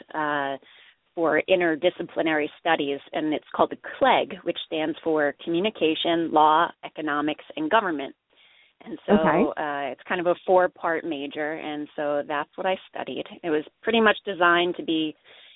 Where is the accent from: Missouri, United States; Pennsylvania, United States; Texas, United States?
Pennsylvania, United States; Easton; I grew up in Easton, Pennsylvania